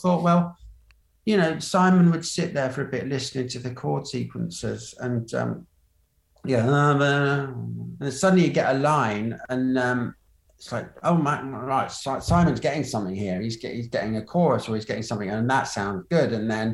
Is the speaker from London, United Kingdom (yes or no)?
no; Colchester, East of England, United Kingdom; also born or lived in Minden, Germany / Berlin, Germany; I was born in a sort of military hospital up there and lived in Berlin for a bit. So I think I beat …. But then grew up in Colchester